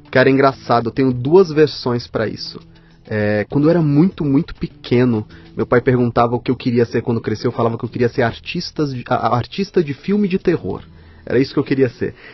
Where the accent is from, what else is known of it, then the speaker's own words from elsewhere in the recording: Maceió, Alagoas, Brazil; born there; Nasci em Maceió, terra. É. terra do Fernando Collor.